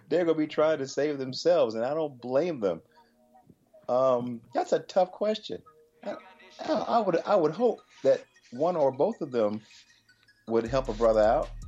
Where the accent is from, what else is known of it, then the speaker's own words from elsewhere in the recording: Chapel Hill, North Carolina, United States; moved away; also born or lived in Pittsburgh; I grew up in Chapel Hill, North Carolina